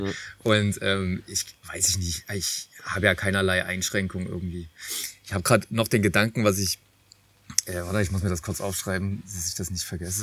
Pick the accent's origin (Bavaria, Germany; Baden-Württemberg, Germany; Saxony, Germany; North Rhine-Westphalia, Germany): Saxony, Germany; Nünchritz; ich komme ja wie gesagt vom Dorf ähm, bei, also ich komme aus Nünchritz, bei Riesa